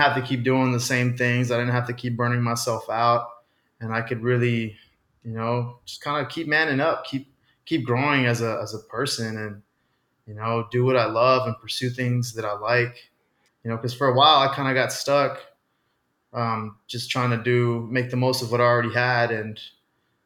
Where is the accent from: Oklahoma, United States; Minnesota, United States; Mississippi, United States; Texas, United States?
Texas, United States; Austin; I grew up in Austin